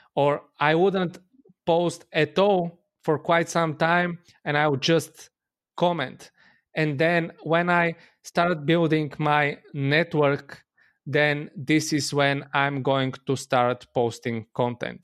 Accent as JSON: {"language": "English", "country": "Bulgaria", "said": "I'm from Bulgaria."}